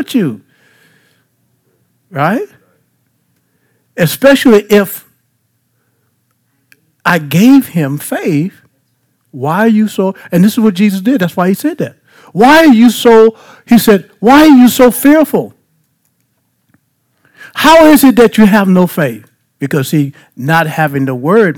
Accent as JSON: {"language": "English", "town": "Baton Rouge", "region": "Louisiana", "country": "United States", "said": "I'm from Baton Rouge"}